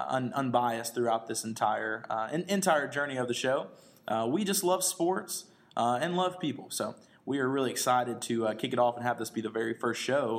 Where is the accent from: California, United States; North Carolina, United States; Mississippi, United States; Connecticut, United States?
Mississippi, United States; Starkville; here from the Stingray and Tuck Show. I am actually from Starkville, Mississippi